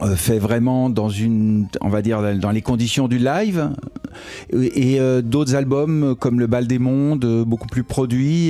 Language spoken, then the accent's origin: French; Annemasse, Auvergne-Rhône-Alpes, France; moved away as an adult; now in Paris, France; C'était dans ma ville natale